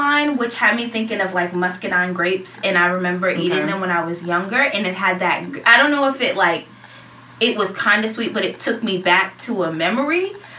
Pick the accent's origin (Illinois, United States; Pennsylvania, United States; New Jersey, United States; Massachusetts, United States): Massachusetts, United States; Boston; I'm not from North Carolina, from Boston, but my mom lives there.